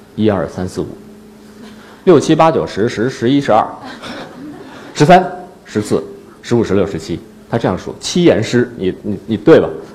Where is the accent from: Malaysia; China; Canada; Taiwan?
China; Northeast China; now in Beijing, China; 我到北京之后，我是东北人嘛，我，我不太适应北京的那种干燥